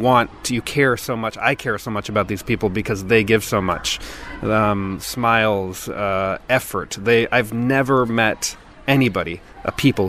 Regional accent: United States; now in Italy; I think because I'm American, I thought if I have a house in Italy, I have to have a pizza oven.

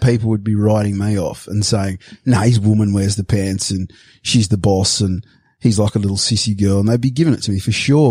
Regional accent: Sydney, New South Wales, Australia; moved away; I'm a surfy from Bondi

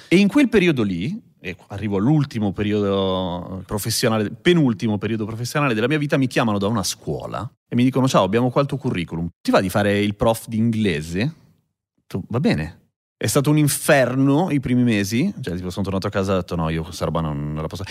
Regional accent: Milan, Lombardy, Italy; allora sono nato a Milano, però sono nato da genitori cileni che sono arrivati qua nel 75

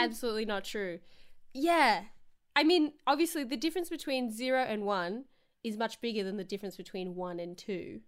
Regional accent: Victoria, Australia; moved away; I just came home from being in my hometown which is, like, two and a half hours away from Melbourne

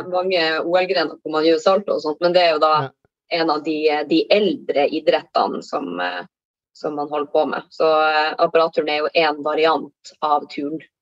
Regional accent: Tromsø, Troms, Norway; now in Lofoten, Norway; jeg kommer eh, opprinnelig fra Tromsø, men holder da til i, i Lofoten

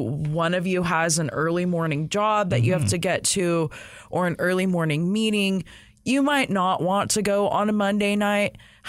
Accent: California, United States; now in Texas, United States; I'm from California. I'm a Cali girl.

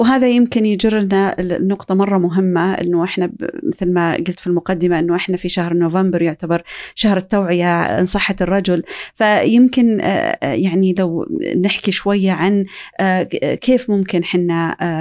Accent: Saudi Arabia; عندنا في السعوديه

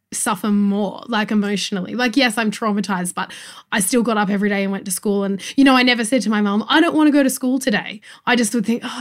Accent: Goulburn, New South Wales, Australia; I was one of the only brown kids that I knew where I grew up in Goulburn.

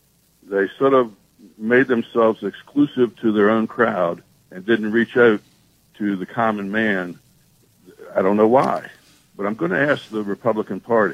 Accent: Loudoun County, Virginia, United States; now in Charlottesville, United States; I was born in Loudoun County.

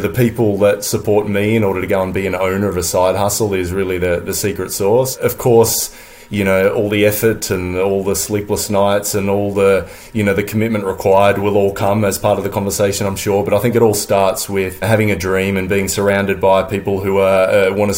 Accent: Sydney, New South Wales, Australia; moved away as an adult; now in London, United Kingdom; I'm an Aussie surfer. You know, I grew up on the beach, on the northern beaches of Sydney, right around Manly

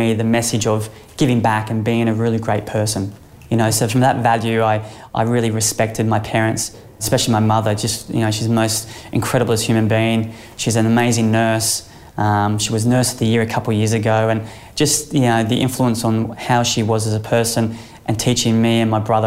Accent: Sunshine Coast, Queensland, Australia; growing up on the Sunshine Coast, I played a lot of sport

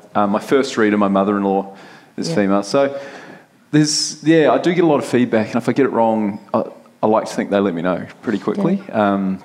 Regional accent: New Zealand; As a Kiwi

